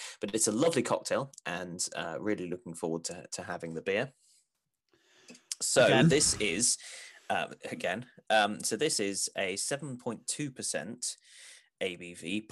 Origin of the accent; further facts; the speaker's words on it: England, United Kingdom; as an English person